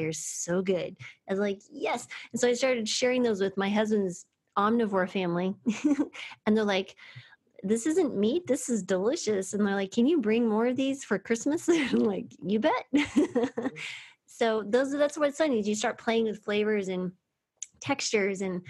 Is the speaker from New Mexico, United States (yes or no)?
yes; New Mexico, United States; I grew up in New Mexico